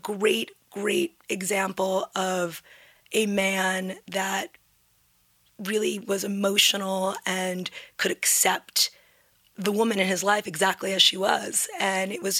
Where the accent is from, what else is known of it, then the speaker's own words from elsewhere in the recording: New York City, New York, United States; I grew up in New York City. I was born at NYU